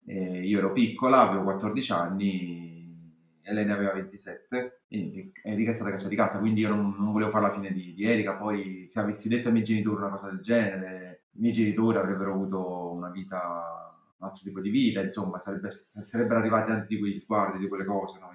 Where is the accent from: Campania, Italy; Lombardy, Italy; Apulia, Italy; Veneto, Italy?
Campania, Italy; Naples; io sono a Napoli, sono napoletana, vi parlo che negli anni 80 ero adolescente